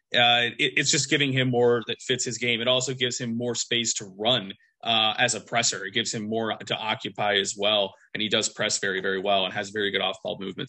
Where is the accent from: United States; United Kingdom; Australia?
United States; as an American.